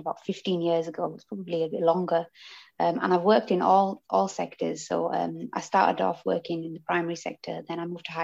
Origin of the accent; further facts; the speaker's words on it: Huddersfield, Yorkshire and the Humber, United Kingdom; I'm from Huddersfield, and I live in a townhouse